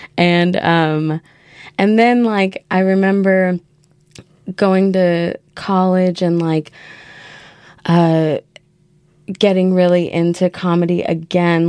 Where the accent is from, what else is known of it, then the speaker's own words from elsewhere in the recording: Yucaipa, California, United States; moved away as an adult; also born or lived in San Jose, California / Baltimore, Maryland; now in Portland, United States; Yucaipa, California okay. is where I lived um, from when I was a child until I was like 11